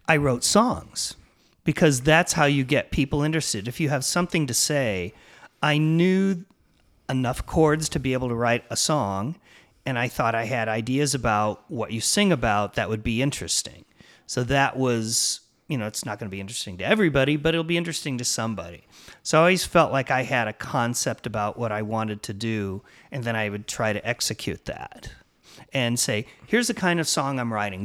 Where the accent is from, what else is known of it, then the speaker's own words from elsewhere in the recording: Illinois, United States; moved away as an adult; also born or lived in Champaign, Illinois / Chicago, Illinois / Los Angeles, California / San Francisco, California; grew up in Illinois